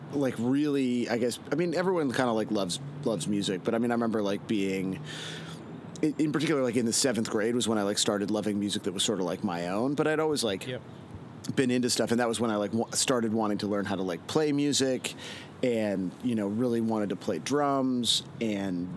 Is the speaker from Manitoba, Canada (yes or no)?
no; Toronto, Ontario, Canada; I grew up in Etobicoke, which is a suburb of Toronto.